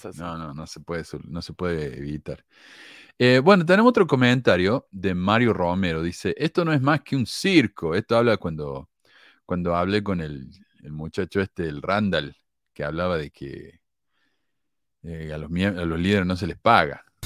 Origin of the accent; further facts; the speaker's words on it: Córdoba, Argentina; accent: cordobés; yo nací en Argentina donde todo el mundo es católico, yo me crié católico